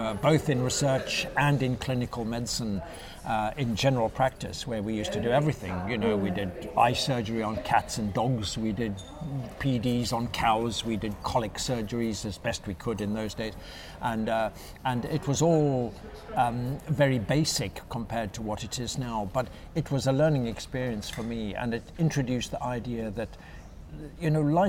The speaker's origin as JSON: {"language": "English", "country": "Zimbabwe", "tie": "born or raised there", "also_born_or_lived": "South Africa", "moved": "yes", "said": "I was born and brought up in South Africa and Zimbabwe, what was then Rhodesia"}